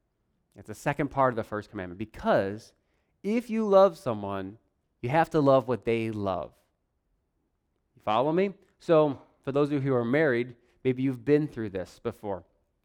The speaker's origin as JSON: {"language": "English", "town": "Warsaw", "country": "United States", "tie": "born or raised there", "said": "I grew up here. I grew up in Warsaw, in this church, and we had a little house, well, trailer, up on the hill over there."}